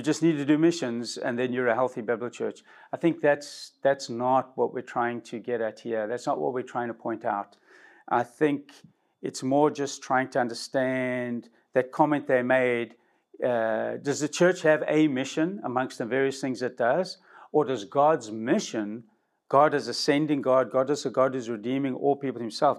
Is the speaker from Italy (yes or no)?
no; South Africa; now in United States; from my original country, I came from South Africa